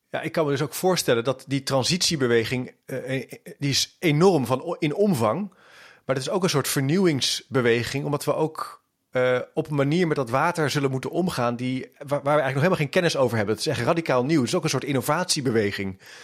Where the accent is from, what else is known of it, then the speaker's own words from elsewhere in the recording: Netherlands; helemaal als Nederlander